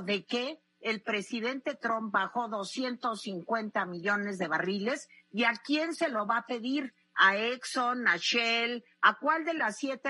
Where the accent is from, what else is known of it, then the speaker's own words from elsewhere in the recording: Mexico; como mexicana